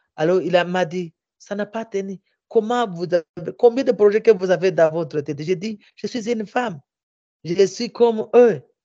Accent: Minembwe, South Kivu, DR Congo; also born or lived in Bukavu; chez moi, au village, à Minembwe

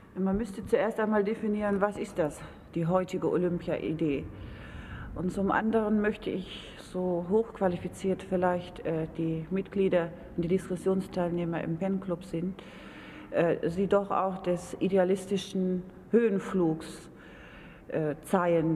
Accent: Germany; Als Deutscher

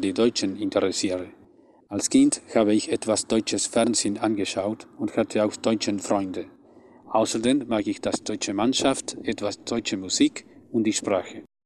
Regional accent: Buenos Aires, Argentina; German is a second language; komme aus Buenos Aires, Argentinien

